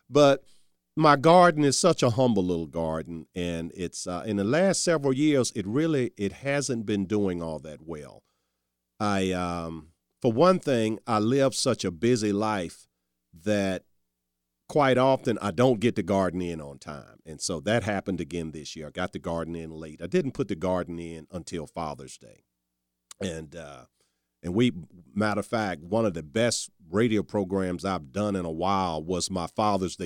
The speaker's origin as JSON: {"language": "English", "area": "Charles City County", "region": "Virginia", "country": "United States", "tie": "born or raised there", "also_born_or_lived": "Newport News, Virginia", "said": "it was my childhood growing up in Charles City County. At least I spent all my summers in Charles City. For quite a few years, we lived in Newport News, but every summer in Charles City, and then, you know, we moved back to Charles City when I was 12"}